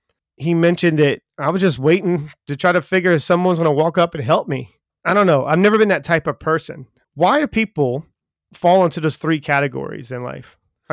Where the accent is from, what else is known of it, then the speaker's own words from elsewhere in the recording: United States; yeah, I'm not from this area. He goes, you sound like you're not from either. And I was like, no, I'm from America.